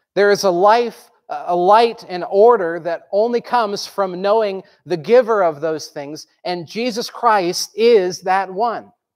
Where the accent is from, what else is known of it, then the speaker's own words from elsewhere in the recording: Groton, Vermont, United States; I grew up in Groton, Vermont, which is in the southern tip